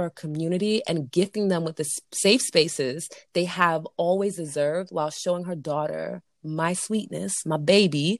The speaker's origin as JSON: {"language": "English", "country": "United States", "accent": "American", "said": "my American ass accent"}